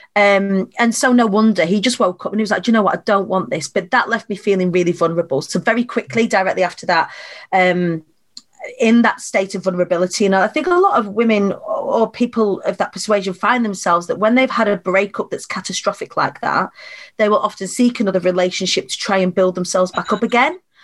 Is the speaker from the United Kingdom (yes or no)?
yes; Preston, North West England, United Kingdom; I was born on the Council Estates of Preston